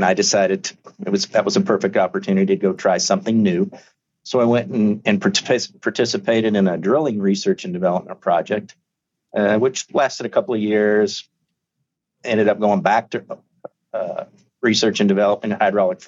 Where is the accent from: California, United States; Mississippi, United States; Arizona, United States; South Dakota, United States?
Arizona, United States; moved away as an adult; also born or lived in Mexico; I'm from Arizona, raised there, went to school there